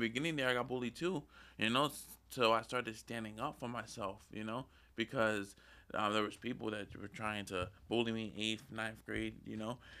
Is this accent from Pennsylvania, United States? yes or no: yes; Lancaster, Pennsylvania, United States; I was born in Lancaster.